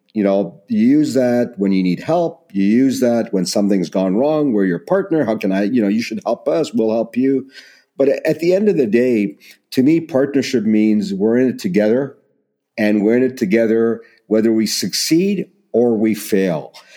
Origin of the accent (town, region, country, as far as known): Canada